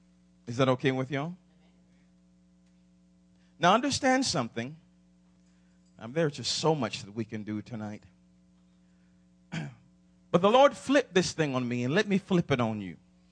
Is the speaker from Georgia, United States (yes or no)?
yes; Atlanta, Georgia, United States; Now, my high school's Atlanta. I'm from Atlanta.